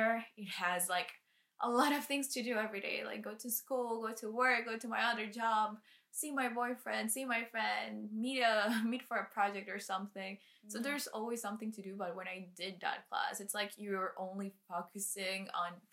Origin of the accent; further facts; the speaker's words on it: Colombia; English is a second language; moved away as an adult; now in Canada; I was born and raised in Colombia, but 2 years ago I moved to Canada